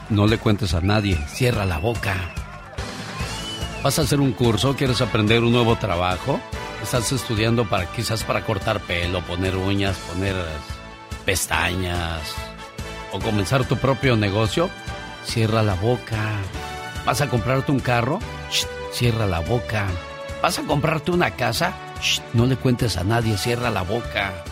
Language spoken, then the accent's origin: Spanish; Matamoros, Tamaulipas, Mexico; Ay, mi tierra, mi Matamoros querido.